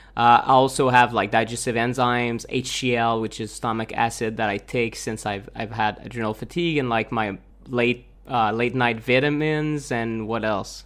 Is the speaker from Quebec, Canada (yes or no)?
yes; Montreal, Quebec, Canada; moved away as an adult; also born or lived in Chiang Mai, Thailand; we're from Montreal originally.